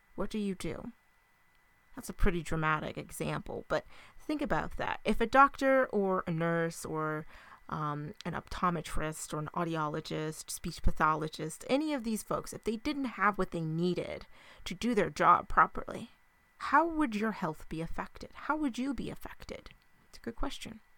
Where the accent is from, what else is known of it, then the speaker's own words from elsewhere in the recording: United States; our country